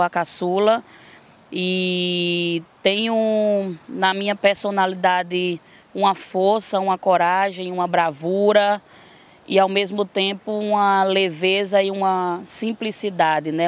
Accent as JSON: {"language": "Portuguese", "town": "Florânia", "region": "Rio Grande do Norte", "country": "Brazil", "tie": "born or raised there", "also_born_or_lived": "Mossoró, Rio Grande do Norte", "said": "eu sou nascida em Florânia, uma pequena cidade no Rio Grande do Norte"}